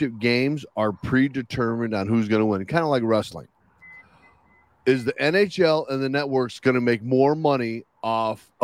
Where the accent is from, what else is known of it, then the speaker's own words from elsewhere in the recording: Chicago, Illinois, United States; I'm from Chicago